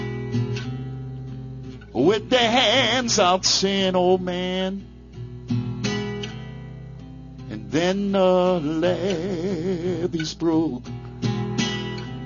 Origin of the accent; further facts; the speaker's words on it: New Orleans, Louisiana, United States; moved away; I was born and raised in the Crescent City, New Orleans, Louisiana